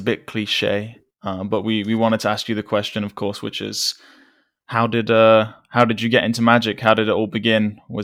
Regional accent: United Kingdom; as British people

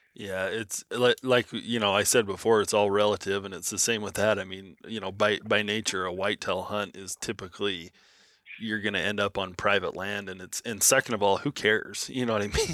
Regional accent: Nevada, United States; that's how Nevada is. You know, growing up, you you just knew you were going to get a tag every three to five years

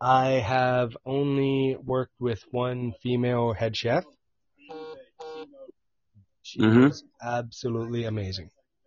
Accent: London, Ontario, Canada; From London, Ontario.

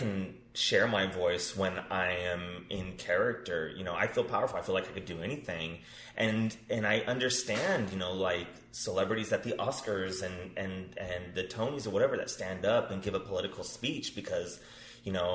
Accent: Covina, California, United States; also born or lived in Palm Springs, California; I was born in Covina, California. Moved out to Palm Springs in the desert, which is, you know, 90 miles east of where I grew up

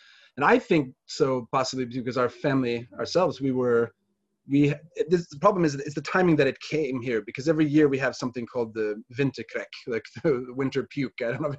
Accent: United States; moved away as an adult; now in Gothenburg, Sweden; I'm American originally. I'm a dual citizen now, but I've lived here since about 2005.

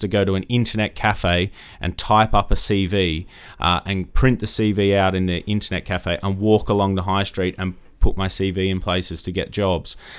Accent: Australia; moved away; grew up in Australia, as you can probably tell from my accent

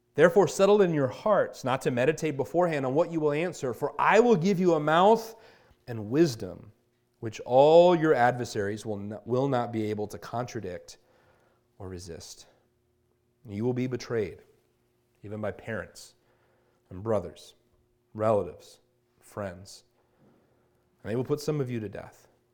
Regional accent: Virginia Beach, Virginia, United States; now in Chandler, United States; I'm from Virginia Beach, Virginia

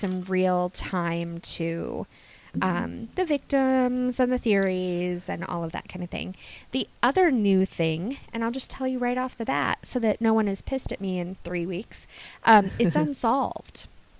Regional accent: Gloucester, Virginia, United States; now in Twin Cities, United States; I grew up in Gloucester, Virginia. I lived there my whole life

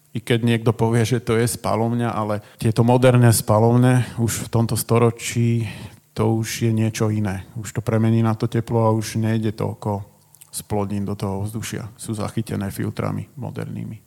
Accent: Trnava, Trnava Region, Slovakia; u nás v Trnave

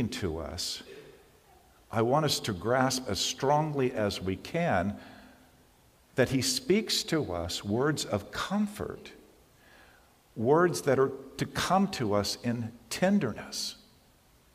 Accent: California, United States; I'm a Californian and I have survived three major earthquakes

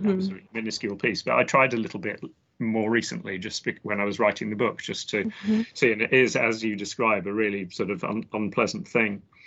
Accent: London, United Kingdom; accent: English; I grew up in southwest London in, in England, uh, near a place called the Royal Botanic Gardens, Kew

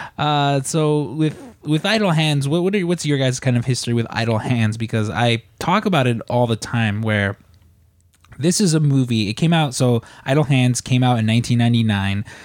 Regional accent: Midwest, United States; now in Chicago, United States; growing up in the Midwest

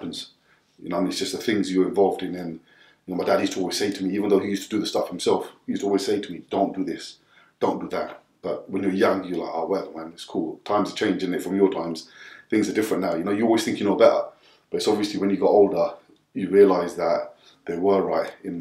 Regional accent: Southall, London, United Kingdom; growing up in Southall

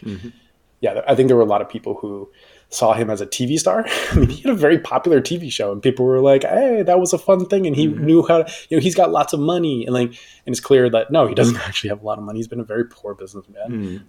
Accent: California, United States; though locally sourced, because I'm a Californian.

